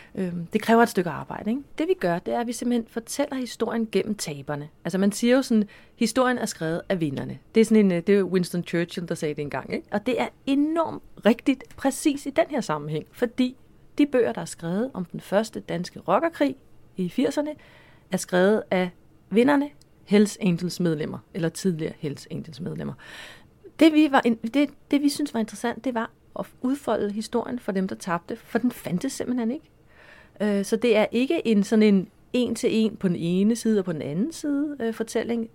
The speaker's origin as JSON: {"language": "Danish", "town": "Copenhagen", "region": "Capital Region of Denmark", "country": "Denmark", "tie": "born or raised there", "said": "jeg voksede op på Amager"}